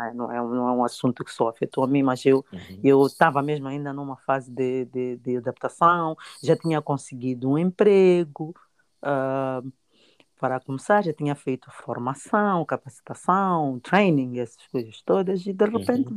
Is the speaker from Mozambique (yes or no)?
yes; Mozambique; moved away as an adult; now in Melbourne, Australia; como uma boa moçambicana